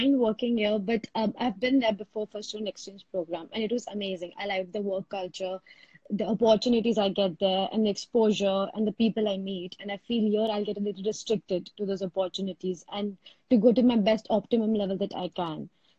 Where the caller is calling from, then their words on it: India; I'm calling from India.